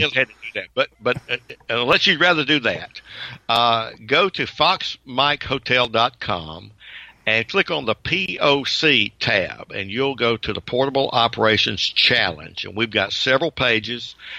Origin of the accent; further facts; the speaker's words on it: Georgia, United States; I'm from Georgia